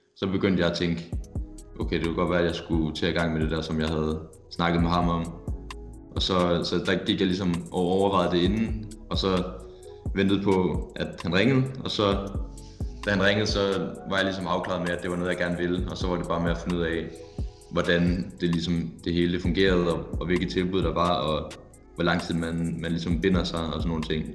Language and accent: Danish; Silkeborg, Central Denmark Region, Denmark; moved away; jeg kommer fra Silkeborg, hvor, hvor jeg har været i, jeg ved ikke, jeg ved ikke, hvor lang tid, men i hvert fald ti år